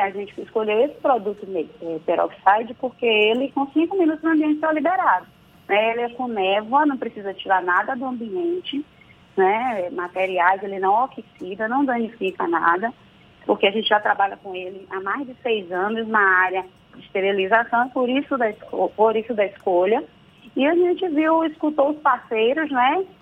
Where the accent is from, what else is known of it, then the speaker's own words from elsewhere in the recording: Santo Amaro, Bahia, Brazil; Eu sou de Santa Amaro, viu, da purificação, não deixo de falar isso nunca